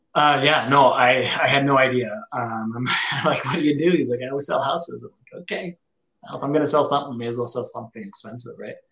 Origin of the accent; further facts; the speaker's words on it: northern Minnesota, United States; now in Rochester, United States; I, grew up in northern Minnesota, and now I'm down in southern Minnesota